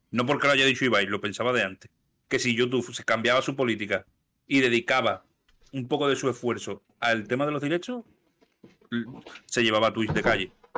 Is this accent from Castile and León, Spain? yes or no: no; Seville, Andalusia, Spain; soy andaluz